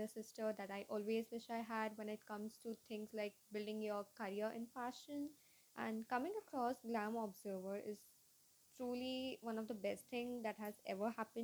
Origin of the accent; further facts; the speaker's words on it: Mumbai, Maharashtra, India; from Mumbai, India.